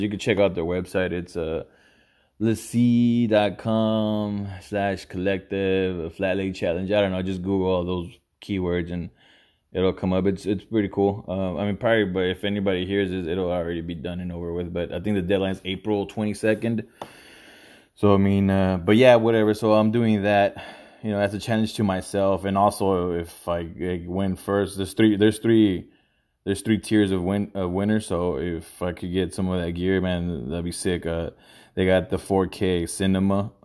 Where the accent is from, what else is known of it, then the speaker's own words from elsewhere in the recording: Houston, Texas, United States; growing up where I did, whatever, uh, Houston